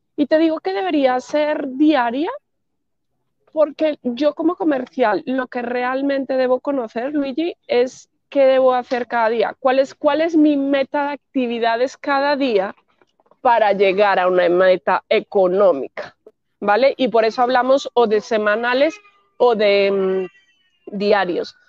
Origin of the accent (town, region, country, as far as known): Spain; also born or lived in Madrid